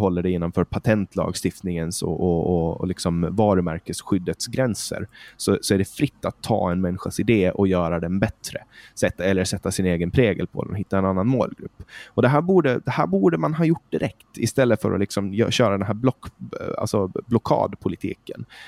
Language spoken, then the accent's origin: Swedish; Åland Islands; moved away as an adult; now in Stockholm, Sweden; jag är från Åland, född och uppvuxen på Åland.